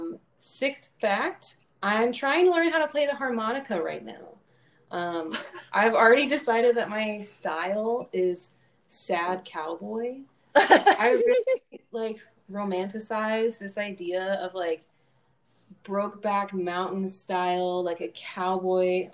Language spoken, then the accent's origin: English; Louisville, Kentucky, United States; moved away as an adult; now in Champaign, United States; I'm from Louisville, Kentucky, and I'm from a big family there. So that's where I was born and raised